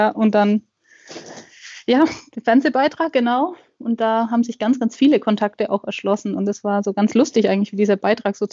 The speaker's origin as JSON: {"language": "German", "region": "Bavaria", "country": "Germany", "said": "ich komme aus Franken, Mittelfranken, Nähe Nürnberg."}